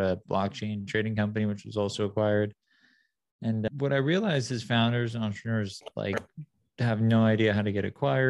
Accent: San Clemente, California, United States; also born or lived in Detroit, Michigan; I was born in Detroit, moved to a beautiful town called San Clemente when I was younger. So I grew up in SoCal

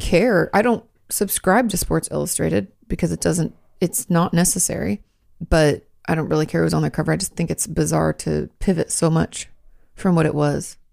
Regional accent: Washington, United States; moved away as an adult; now in Texas, United States; I'm from Washington State, arguably the capital of rain

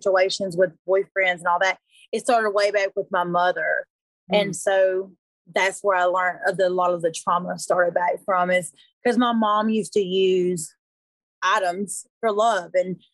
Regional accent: Griffin, Georgia, United States; also born or lived in Hampton, Georgia; I grew up in Hampton, Georgia, Griffin, Georgia. I grew up in like a small town.

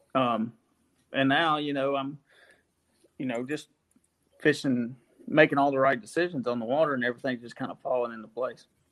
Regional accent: Collinsville, United States; in Collinsville, where I'm from, we have a small 3,500 acre lake. Um, of course, fish there growing up

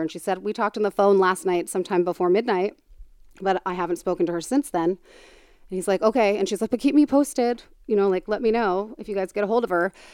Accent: Tucson, Arizona, United States; I'm from Tucson

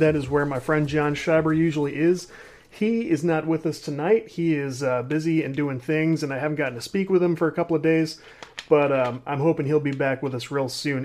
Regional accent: Midwest, United States; I'm a dude from the Midwest

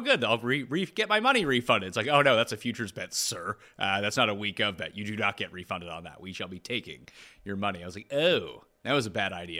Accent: Canada; we are Canadian

